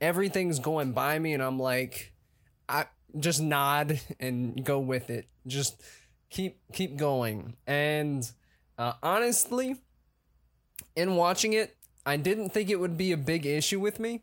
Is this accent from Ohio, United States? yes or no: no; Atlanta, Georgia, United States; I'm an actor from Atlanta, Georgia.